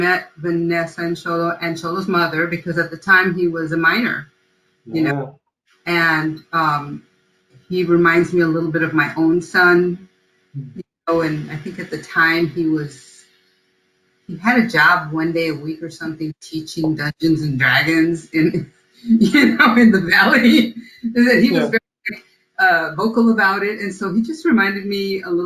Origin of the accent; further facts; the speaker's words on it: United States; first language Spanish; I was born here in the U.S. and I speak English, I'm not sure that it's even my first language